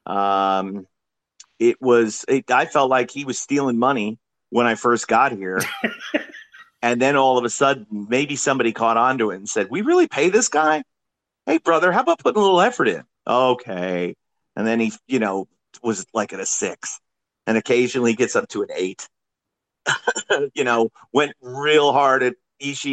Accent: Florida, United States; also born or lived in New York; I was born in New York, then grew up in Florida.

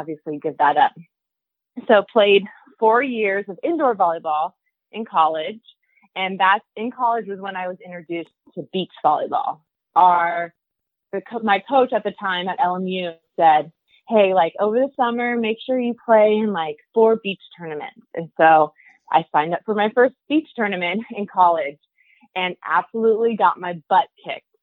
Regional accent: Torrance, California, United States; So I grew up in Southern California, grew up in Torrance, still actually live in Torrance

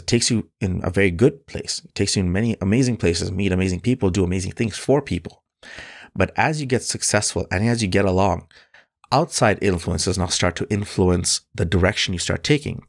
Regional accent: Bangladesh; now in Canada; Bangladesh, which is my home country

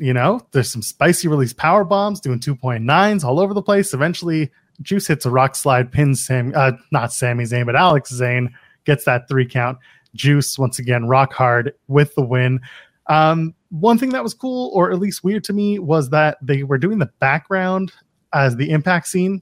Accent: Canada; I'm Canadian

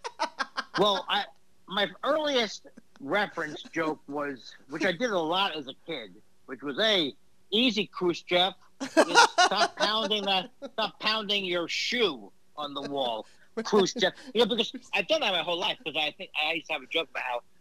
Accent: United States

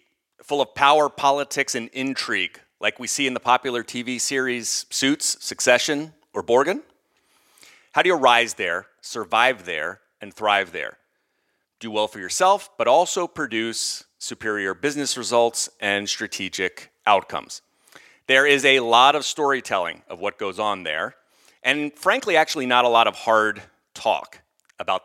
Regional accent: outside of Philadelphia, Pennsylvania, United States; a guy who grew up outside of Philly

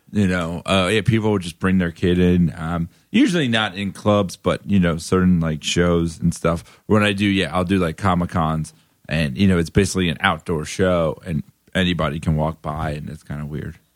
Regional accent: Davie, Florida, United States; now in Brooklyn, United States; I'm from Florida.

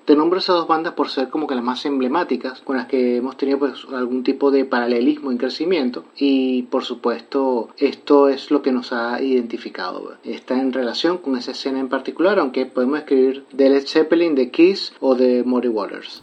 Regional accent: La Unión, Region of Murcia, Spain; now in Santo Domingo, Dominican Republic; aunque estamos radicados en Santo Domingo, República Dominicana, esencialmente es una web española porque yo soy murciano de la Unión

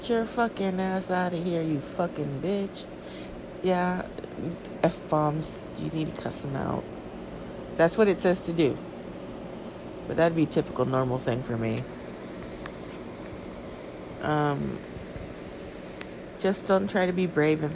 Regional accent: California, United States; I'm from California

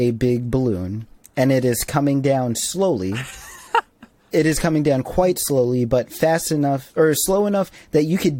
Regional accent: New York, United States; as a New Yorker

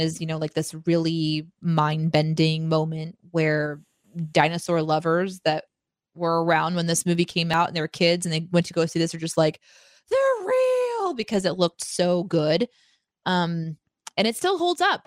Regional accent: Springfield, Missouri, United States; I grew up in Springfield, fucking Missouri

